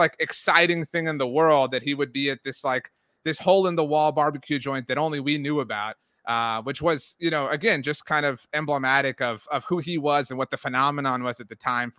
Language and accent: English; Texas, United States; anyone who's followed me, I'm from the Rio Grande Valley. And so, you know, obviously I mentioned my age, but when Tony Romo burst onto the scene, it was just this like rabid excitement in South Texas.